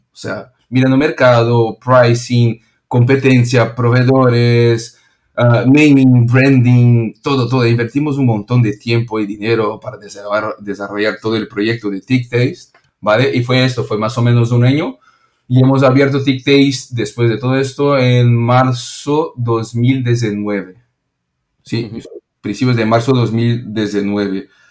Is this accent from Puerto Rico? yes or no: no; São Paulo, Brazil; Spanish is a second language; moved away as an adult; now in Barcelona, Spain; soy brasileño y de São Paulo